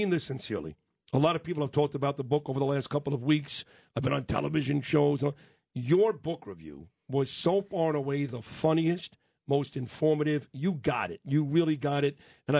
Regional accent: New York City, New York, United States; accent: Brooklyn; That's my Brooklyn accent.

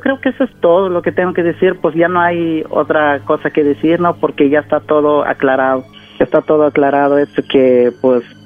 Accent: Oaxaca, Mexico; yo soy de, de Oaxaca

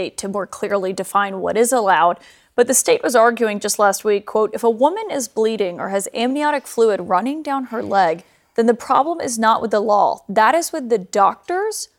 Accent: Alabama, United States; It's my home state of Alabama.

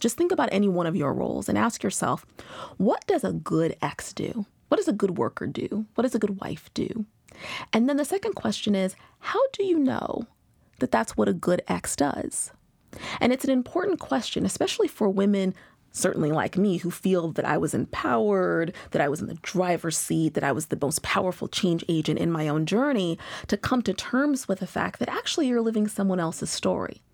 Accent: Pacific Northwest, United States; moved away as an adult; also born or lived in Seattle / Boston; now in New York, United States; I'm originally from the Pacific Northwest.

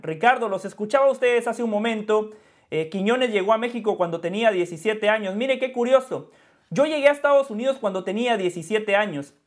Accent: Guatemala; now in United States; mi sentimiento está con Guatemala, porque cuando Guatemala juega, allí veo a mi madre, a mi padre, a mis hermanos, a mis amigos del barrio, eh, a las personas con las que fui a la escuela

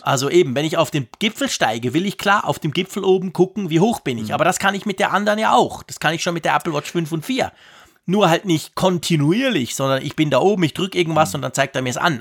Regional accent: Switzerland; ich als Schweizer in den Bergen

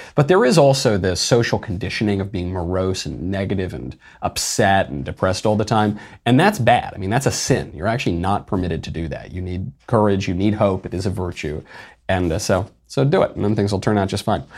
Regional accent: New York, United States; we grew up in New York

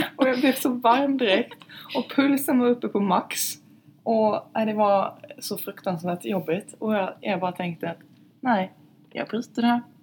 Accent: southern Sweden, Sweden; hemma i södra Sverige

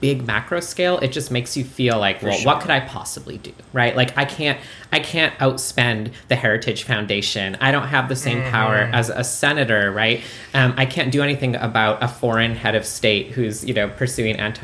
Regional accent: Canada; now in United States; I'm famously from Canada. I'm an immigrant

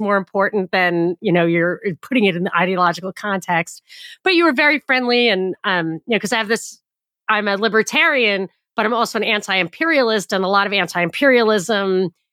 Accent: United States; born or raised there

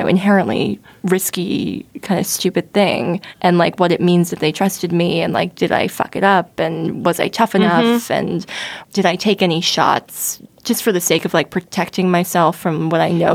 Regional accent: central New Jersey, United States; I grew up in Jersey

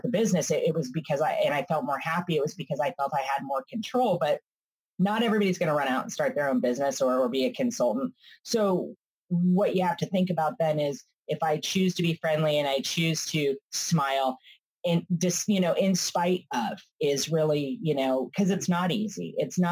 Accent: California, United States; I'm from California

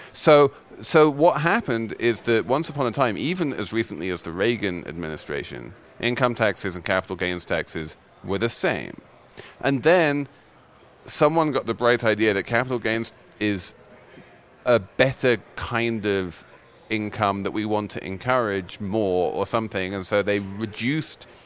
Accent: England, United Kingdom; I'm English

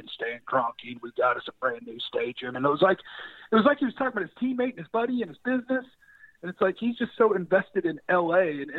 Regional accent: St. Louis, Missouri, United States; I was born in St. Louis.

